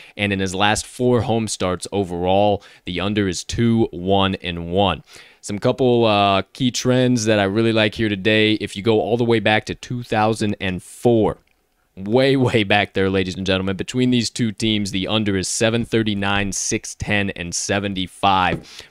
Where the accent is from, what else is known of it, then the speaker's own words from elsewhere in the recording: Chicago, Illinois, United States; my hometown favorite, Chicago Cubbies